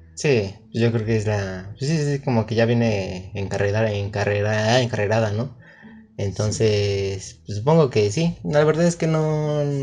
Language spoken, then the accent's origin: Spanish; Mexico; soy mexicano